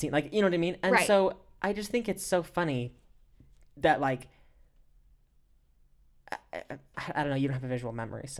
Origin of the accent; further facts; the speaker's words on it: West Coast, United States; I grew up on the West Coast.